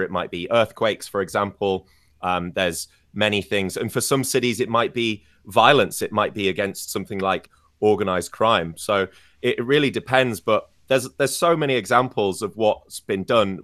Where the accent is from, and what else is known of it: Scarborough, Yorkshire and the Humber, United Kingdom; born or raised there; moved away